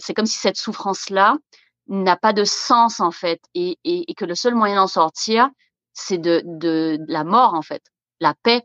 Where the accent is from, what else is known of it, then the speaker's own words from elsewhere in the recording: Guadeloupe; moved away as an adult; now in Canada; moi, je viens de la Guadeloupe, des Antilles